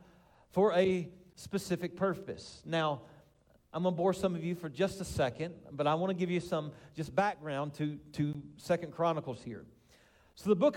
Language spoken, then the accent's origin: English; Winchester, Kentucky, United States; moved away; also born or lived in Colorado; I grew up in the same house on Carolina Avenue in Winchester